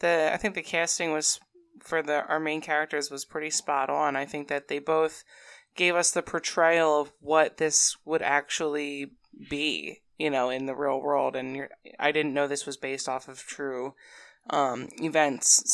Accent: New Jersey, United States; I'm also from New Jersey

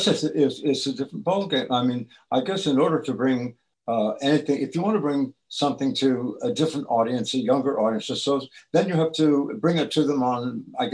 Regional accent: Tucson, Arizona, United States; also born or lived in Ohio; I was born in Ohio, and we left when I was three, and we went to Tucson

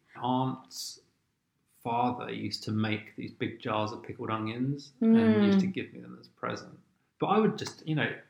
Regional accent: London, United Kingdom; I grew up on the very edge of southwest London, nowhere near the coast

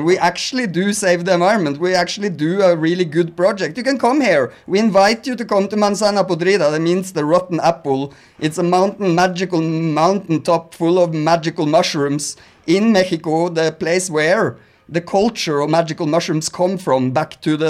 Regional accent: Norway; Leona maybe is a … fan, but she's from Sweden. I'm Norwegian.

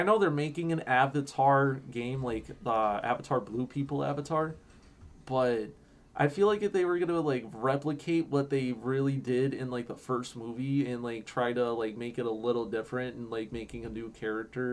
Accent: Chicago, Illinois, United States; I'm from Chicago

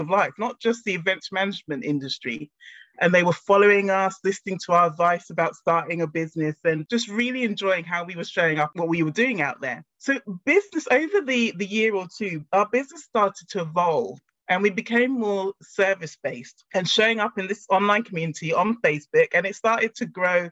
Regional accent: Ghana; my family, myself, we're originally from Ghana in Africa.

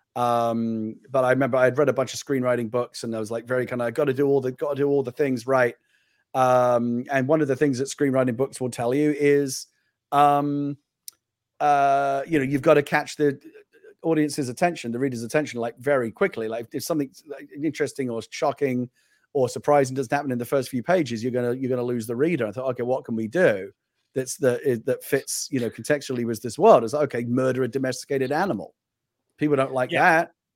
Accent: United Kingdom; moved away; I'm a British person who lived in the UK

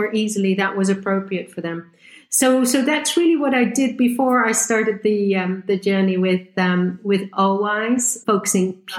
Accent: Netherlands; moved away as an adult; also born or lived in Groningen, Netherlands / Switzerland / United Kingdom; I'm originally from the Netherlands

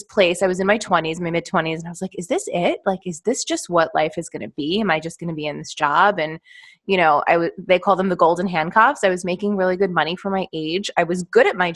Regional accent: New York, United States; I am from New York, born and raised, still live here

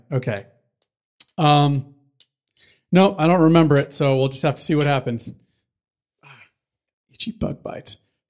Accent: United States; accent: American; But I just felt so bad. Like, this is my American accent.

